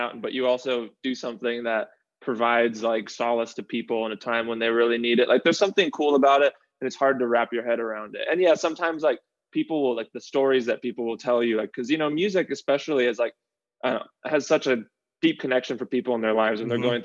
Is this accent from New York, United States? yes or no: no; Los Angeles, California, United States; also born or lived in Miami, Florida; I was born in Tarzana